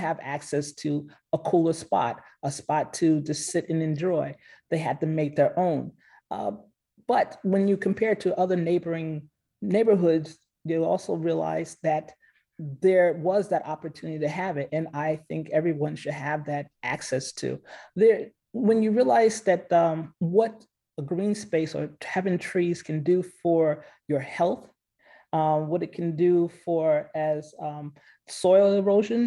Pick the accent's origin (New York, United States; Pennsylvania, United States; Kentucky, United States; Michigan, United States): New York, United States; Westchester County; now in Nashville, United States; not from the city of New York, Westchester County area